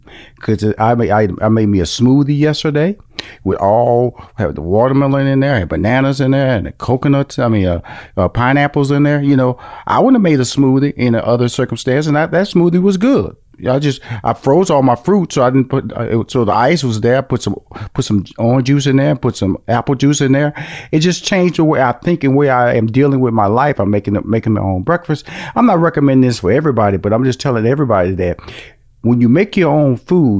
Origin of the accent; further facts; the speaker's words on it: Houston, Texas, United States; I came from Fifth Ward, which is an inner city, and my parents upgraded a little bit, moved to like a bigger version of the inner city